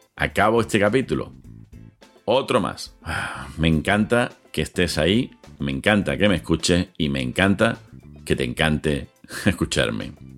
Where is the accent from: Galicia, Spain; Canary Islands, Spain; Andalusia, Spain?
Andalusia, Spain; Seville; en Sevilla, de donde yo soy, donde yo ejerzo